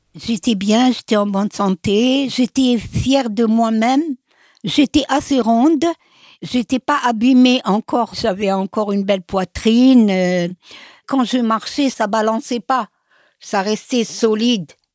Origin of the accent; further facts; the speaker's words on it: Algiers, Algiers Province, Algeria; moved away as an adult; now in Paris, France; Je suis née à Alger. Je suis l'aînée de quatre enfants. Enfant, je peux dire que je n'ai manqué de rien. J'habite dans une grande maison